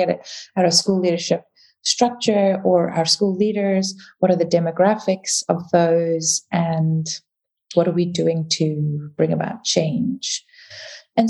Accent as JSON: {"language": "English", "country": "South Africa", "also_born_or_lived": "Dubai / United Kingdom", "first_language": "English", "moved": "yes", "lives_now": "Vienna, Austria", "said": "I'm South African"}